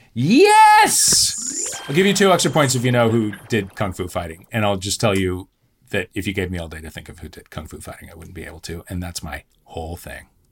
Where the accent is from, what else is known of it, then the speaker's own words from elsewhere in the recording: St. Louis, Missouri, United States; moved away; also born or lived in Champaign, Illinois; I grew up in Saint Louis, Missouri